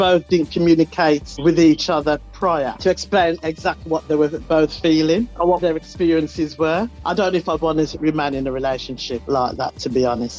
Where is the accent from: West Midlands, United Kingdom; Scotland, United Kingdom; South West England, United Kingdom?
West Midlands, United Kingdom; I'm from the West Midlands.